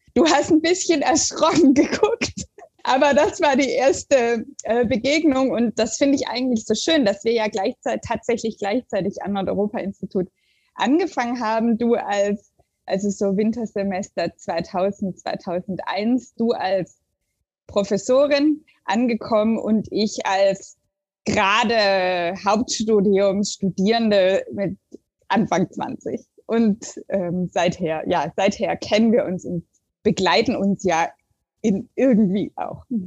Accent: the area near Stuttgart, Baden-Württemberg, Germany; moved away as an adult; also born or lived in Sweden / Oslo, Norway; now in Aarhus, Denmark; das ist so ein, so ein Schulverein in Stuttgart mit einer Außenstelle in der Gegend, wo ich herkomme

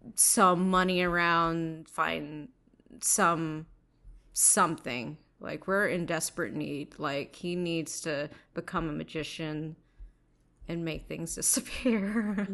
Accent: Bay Area, California, United States; also born or lived in New York; spending most of my time growing up in the Bay Area

